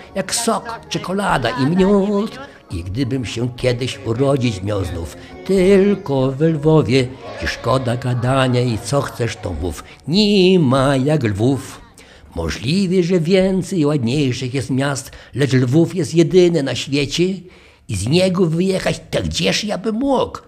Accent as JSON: {"language": "Polish", "town": "Lviv", "region": "Lviv Oblast", "country": "Ukraine", "tie": "born or raised there", "moved": "yes", "said": "Jestem lwowiakiem z dziada pradziada"}